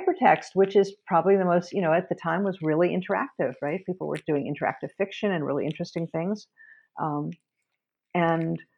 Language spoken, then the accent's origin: English; New York City, New York, United States; I grew up in New York City, where we also had lever machines